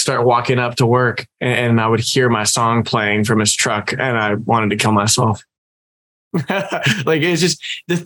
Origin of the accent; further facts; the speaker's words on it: Livermore, California, United States; my hometown in Livermore